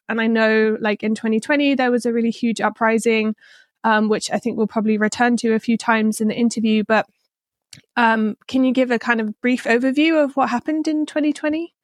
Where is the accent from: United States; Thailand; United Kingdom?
United Kingdom; England; I'm from England